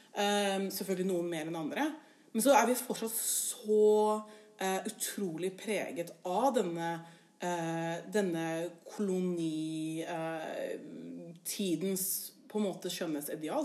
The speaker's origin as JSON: {"language": "Norwegian", "region": "Oslo", "country": "Norway", "moved": "yes", "lives_now": "Bergen, Norway", "said": "jeg er jo fra Oslo. Og jeg er jo fra østkanten i Oslo."}